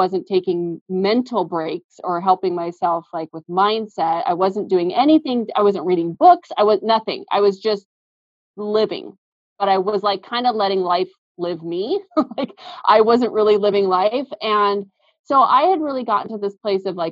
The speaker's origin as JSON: {"language": "English", "town": "Seattle", "region": "Washington", "country": "United States", "tie": "born or raised there", "said": "We've both been born and raised in the Seattle area"}